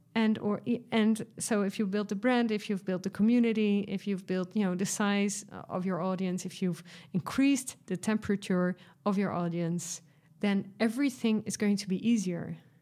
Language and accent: English; Netherlands; I'm from Europe, uh, from the Netherlands